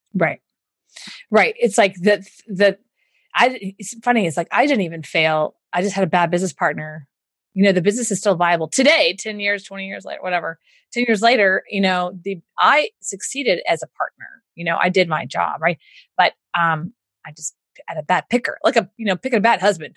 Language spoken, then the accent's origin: English; Houston, Texas, United States; accent: Southern; I grew up in Houston, so I get do the Southern voice